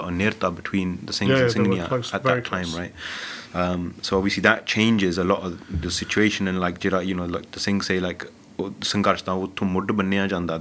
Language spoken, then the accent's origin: English; London, United Kingdom; I grew up in Southall in Havelock Estate